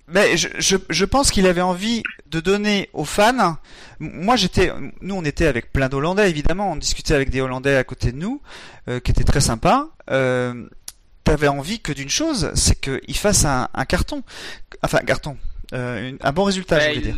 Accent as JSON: {"language": "French", "country": "France", "said": "en tant que Français"}